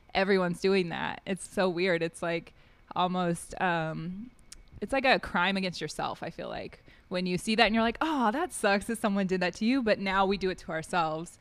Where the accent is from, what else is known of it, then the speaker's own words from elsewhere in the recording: United States; moved away; also born or lived in Wyoming / Washington; I grew up in Wyoming and Washington State